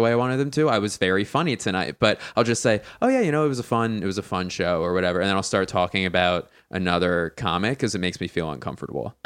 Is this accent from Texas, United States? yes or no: no; Philadelphia, Pennsylvania, United States; now in Los Angeles, United States; I don't say I'm like from LA because I'm from Philly